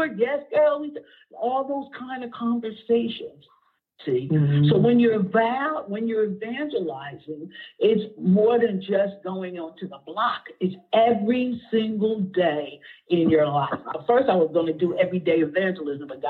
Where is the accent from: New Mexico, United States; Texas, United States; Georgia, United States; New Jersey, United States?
New Jersey, United States; Asbury Park; also born or lived in Neptune, New Jersey; now in Brick, United States; I grew up in Asbury. I ran the streets in Asbury, Neptune